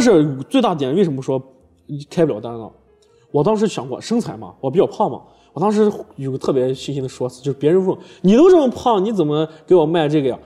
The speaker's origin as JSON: {"language": "Chinese", "town": "Yinchuan", "region": "Ningxia", "country": "China", "tie": "born or raised there", "also_born_or_lived": "Zhengzhou, Henan", "said": "我刚回我的老家银川"}